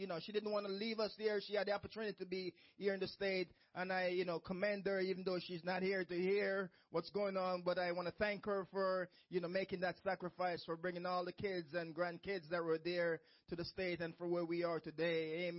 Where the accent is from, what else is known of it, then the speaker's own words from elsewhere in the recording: Jamaica; moved away; I remember my own church when I came from Jamaica